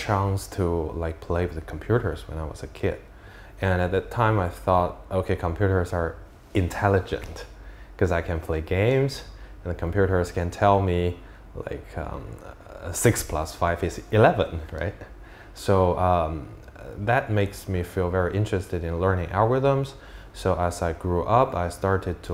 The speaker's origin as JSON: {"language": "English", "region": "Beijing", "country": "China", "also_born_or_lived": "United Kingdom", "accent": "Jinglish", "second_language": "English", "moved": "as an adult", "said": "my classmates call my English Jinglish because I was from Beijing"}